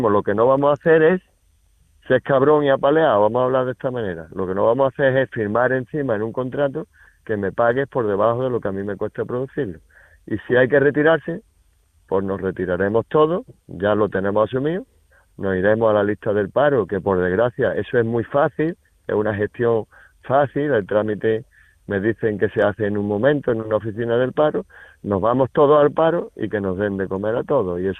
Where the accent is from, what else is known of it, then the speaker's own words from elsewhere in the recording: Sedella, Andalusia, Spain; Mira, yo estoy en la comarca de la Sarquía y mi pueblo es Sedella. Yo allí es donde tengo mi casa, mi familia y mi explotación. De allí soy y allí y allí estoy.